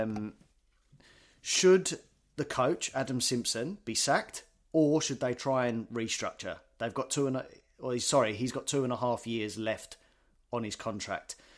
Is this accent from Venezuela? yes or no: no; United Kingdom; now in Australia; you go back to the U K, we're all m, football mad.